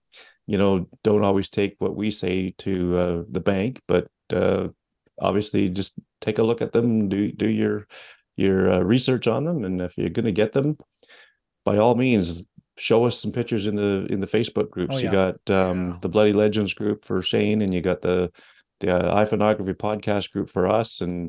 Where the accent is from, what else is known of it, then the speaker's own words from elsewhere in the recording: Canada; I should just stick to being Canadian.